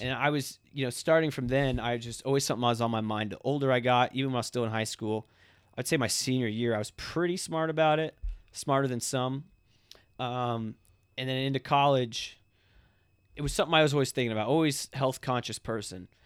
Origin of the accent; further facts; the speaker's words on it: Ocala, Florida, United States; also born or lived in Fort Myers, Florida; I was born in Fort Myers, Florida. Um, it's on the Gulf Side, uh, Southern Florida. Um, lived there for a couple years, moved to Ocala, Florida.